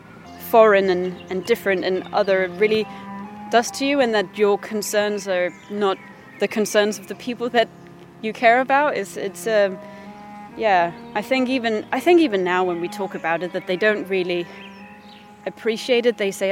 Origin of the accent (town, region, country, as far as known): Denmark; English is a second language; now in London, United Kingdom